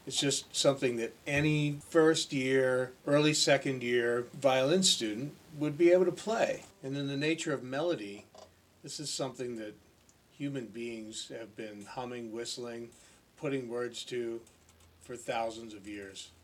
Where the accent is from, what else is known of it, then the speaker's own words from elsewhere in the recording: Ontario, Canada; I grew up in Ontario, Canada